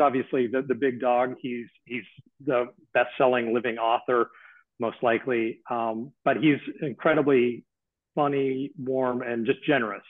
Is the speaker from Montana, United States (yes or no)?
yes; Missoula, Montana, United States; growing up in Missoula, Montana